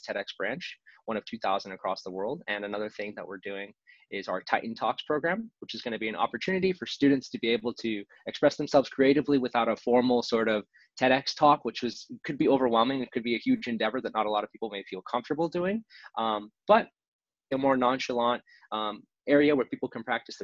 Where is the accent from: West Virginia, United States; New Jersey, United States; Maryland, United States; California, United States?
California, United States; Southern; I am from Southern California, born and raised